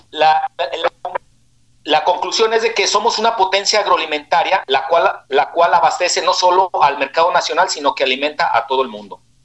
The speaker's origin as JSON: {"language": "Spanish", "town": "Guadalajara", "region": "Jalisco", "country": "Mexico", "said": "saludo desde la tierra del tequila, la torta ahogada"}